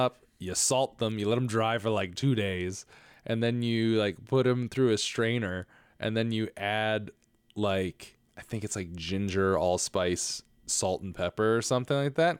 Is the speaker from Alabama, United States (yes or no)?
no; Stratford, Connecticut, United States; also born or lived in Bridgeport, Connecticut; in my hometown of Stratford, Connecticut, slash Bridgeport, Connecticut, I was kind of back and forth between both